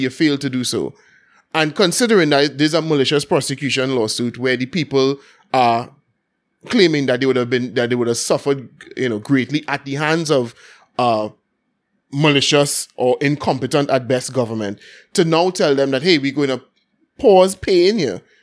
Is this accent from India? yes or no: no; Port of Spain, Trinidad & Tobago; growing up in Belmont, everything going on for Carnival